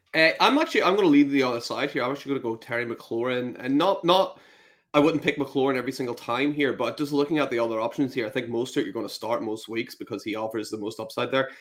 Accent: Northern Ireland, United Kingdom; now in Scotland, United Kingdom; I'm originally from Northern Ireland

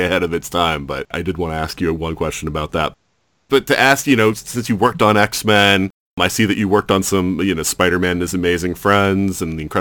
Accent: Florida, United States; now in Milwaukee, United States; I'm from Florida originally, so everything is cold to me here

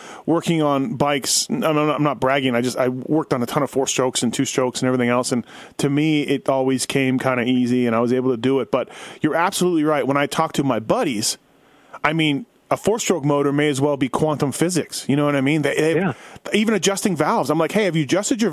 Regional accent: Canada; I'm from Canada

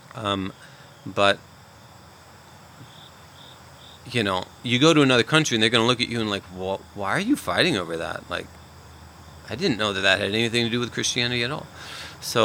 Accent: United States; I understand God in part as an American because it's simply who I am

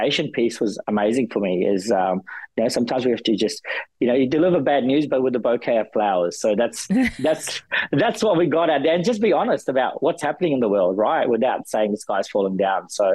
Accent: New Zealand; moved away; I'm a Kiwi at heart

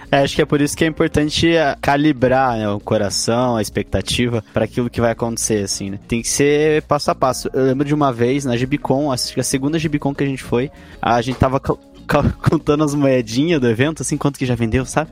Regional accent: Ponta Grossa, Paraná, Brazil; Nós somos de Ponta Grossa, no Paraná, assim, interior

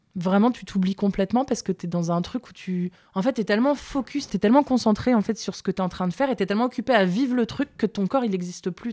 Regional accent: Lille, Hauts-de-France, France; Je suis pas parisienne, je viens de Lille

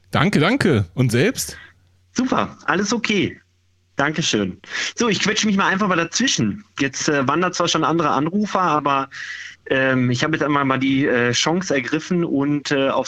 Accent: Dortmund, North Rhine-Westphalia, Germany; Ich habe ja mal Mahlzeit gesagt, ich komme aus Dortmund.

